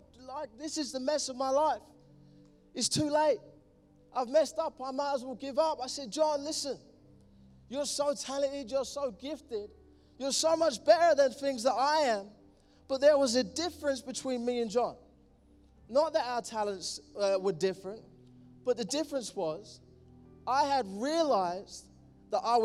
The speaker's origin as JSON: {"language": "English", "region": "London", "country": "United Kingdom", "said": "I'm from East London. Love it. I'm a Londoner."}